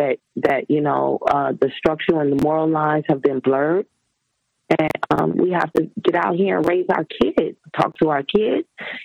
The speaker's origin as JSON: {"language": "English", "town": "Atlanta", "region": "Georgia", "country": "United States", "tie": "born or raised there", "also_born_or_lived": "Gary, Indiana", "said": "I was raised in Atlanta."}